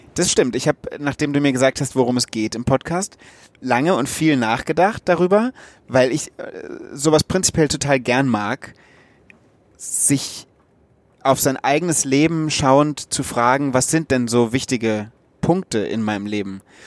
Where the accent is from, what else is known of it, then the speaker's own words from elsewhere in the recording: Wöllstein, Rhineland-Palatinate, Germany; moved away as an adult; also born or lived in Münster; now in Berlin, Germany; Ich komme ja aus Rheinhessen.